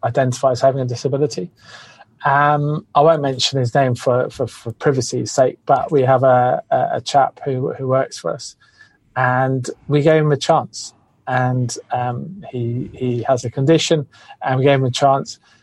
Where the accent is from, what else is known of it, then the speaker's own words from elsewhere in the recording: England, United Kingdom; now in Australia; I used to always introduce myself as Australian because you will be embraced a lot more than being English